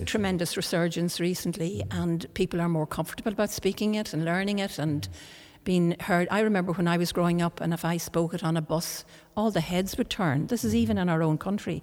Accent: Ireland; first language Irish; English is a second language; I was born in Ireland, and my parents were brought up uh, in English speaking. Um, and they learned Irish, uh, the Irish language here in Ireland, and this brought us all up speaking Irish. So my first language is Irish

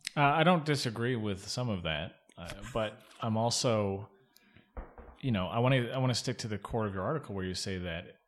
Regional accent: Arizona, United States; moved away; also born or lived in North Carolina; I'm from Arizona, uh, and I lived in North Carolina for a long time

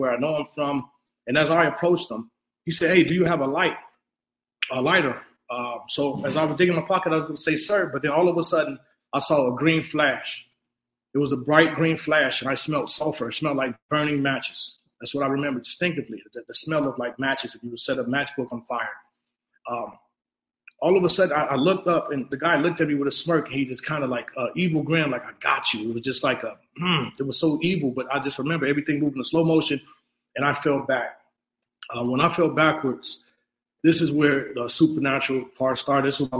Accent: Chicago, Illinois, United States; I'm originally from Chicago, Illinois

